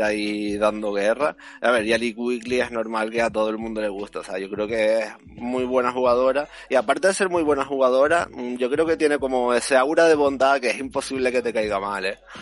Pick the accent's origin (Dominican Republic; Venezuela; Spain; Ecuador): Spain; Canary Islands; yo que soy canario